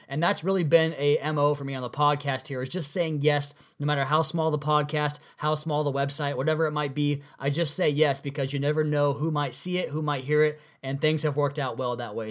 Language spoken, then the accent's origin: English; Washington, United States; out here in my hometown, my neck of the woods out in Washington State.